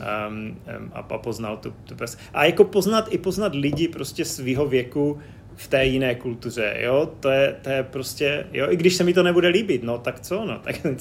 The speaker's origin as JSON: {"language": "Czech", "country": "Czechia", "moved": "yes", "said": "jsem přijel z Česka"}